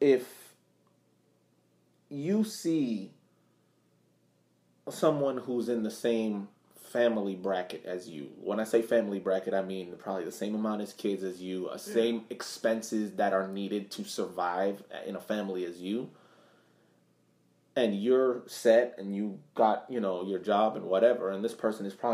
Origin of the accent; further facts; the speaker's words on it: Massachusetts, United States; growing up in Massachusetts, my next door neighbor was a detective